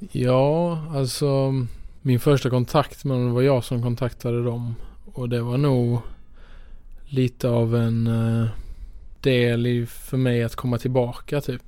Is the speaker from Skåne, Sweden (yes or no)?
yes; Skåne, Sweden; moved away as an adult; jag är ju från Skåne från början